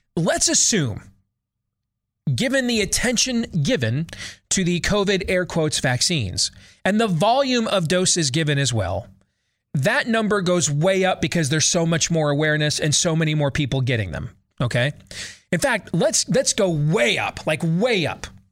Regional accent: Iowa, United States; my home state of Iowa

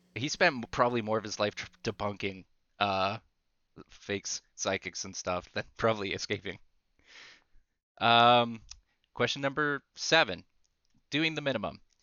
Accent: Canada; as a Canadian

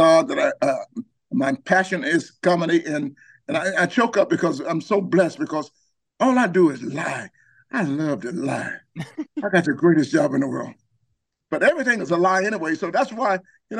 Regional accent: Georgia, United States; I'm from Georgia

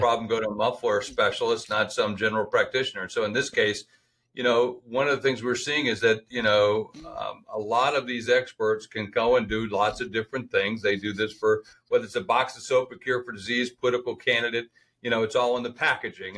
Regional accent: Sioux Falls, South Dakota, United States; my hometown of Sioux Falls

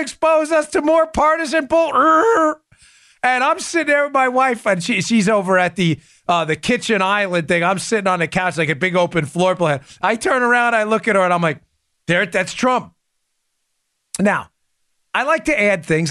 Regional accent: New York, United States; Growing up in New York

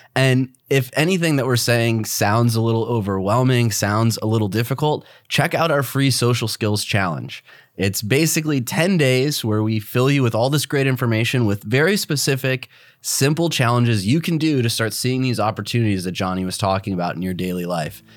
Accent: Midwest, United States; moved away; both of us blue-collar guys, we come from the Midwest

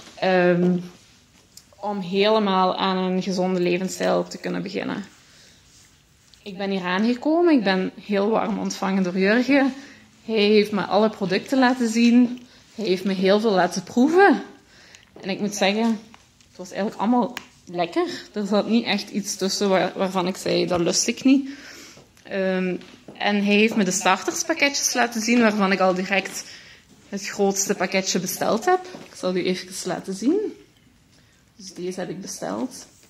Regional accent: Limburg, Flanders, Belgium; Ik kom van Limburg.

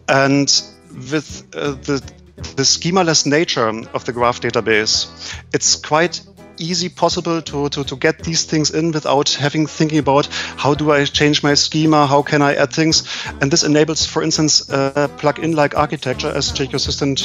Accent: Germany; I'm coming from Germany, working for a small company called Buschmeiss.

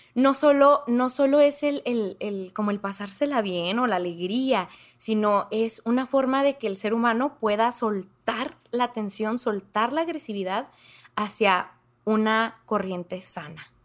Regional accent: Ciudad Juárez, Chihuahua, Mexico; accent: norteño; sí, soy de Ciudad Juárez, Chihuahua, entonces pues norteña, norteña de corazón

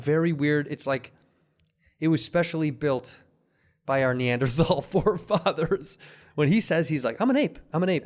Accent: Midwest, United States; now in California, United States; we're from the Midwest

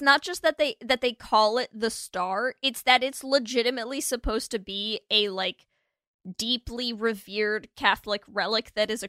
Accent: France; moved away; when I was little, I grew up in France. And when I was a kid, we were like dirt poor.

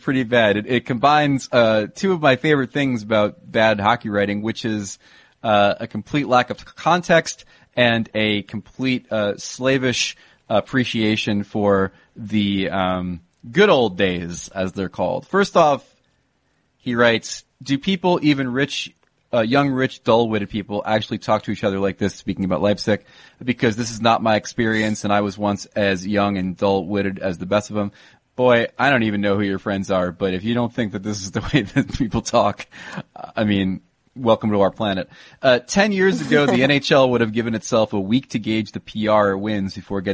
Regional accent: United States; as an American

